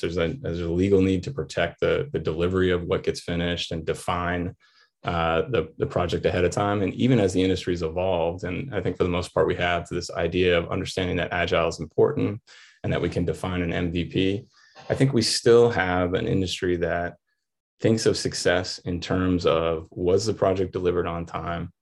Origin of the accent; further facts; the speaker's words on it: Atlanta, Georgia, United States; I was from Atlanta